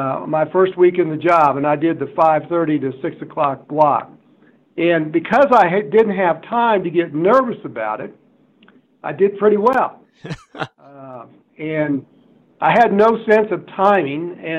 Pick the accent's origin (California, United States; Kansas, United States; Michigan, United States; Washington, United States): Kansas, United States; South Central; I grew up in South Central Kansas